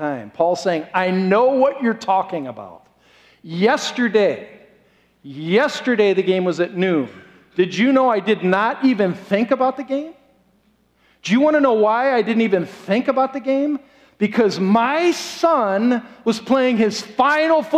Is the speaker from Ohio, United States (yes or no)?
yes; Columbus, Ohio, United States; moved away; I grew up as a little kid. I'm talking like 5 years old, 10 miles away from the Ohio State Stadium.